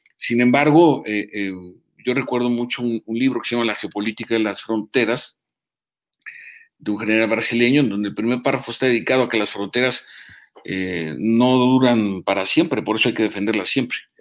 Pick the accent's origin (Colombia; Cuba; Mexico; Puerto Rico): Mexico